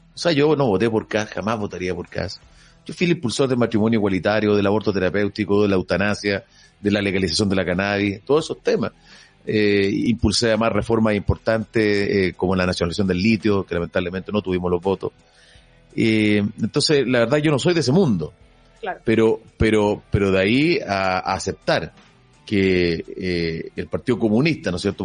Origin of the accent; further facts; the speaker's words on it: Chile; soy chileno, eh, quiero mi país